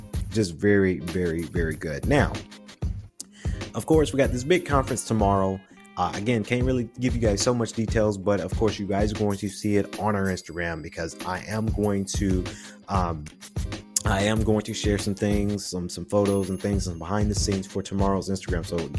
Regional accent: Macon, Georgia, United States; I like to say I'm from Atlanta because Atlanta changed my life, right? But Macon, Georgia, Jones County area is where we grew up. Milledgeville area, and it was the country area as well.

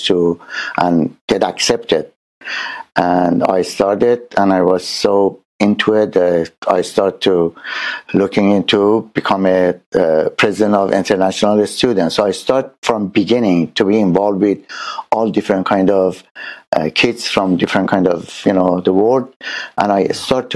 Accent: Tehran, Tehran Province, Iran; now in San Diego, United States; I born in Tehran, Iran

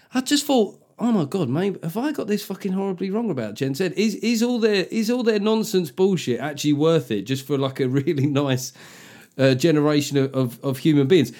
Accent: London, United Kingdom; I grew up in London

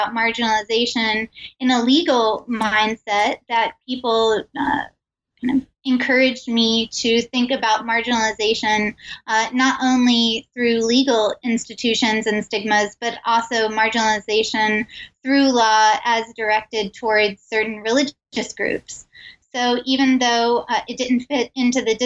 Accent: Richmond, Virginia, United States; also born or lived in Roanoke, Virginia / Appalachia; I grew up until high school in Richmond, Virginia

